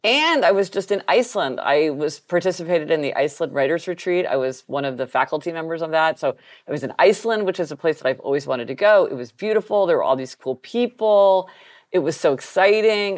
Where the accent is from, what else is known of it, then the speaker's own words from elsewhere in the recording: Kansas City, United States; growing up in Kansas City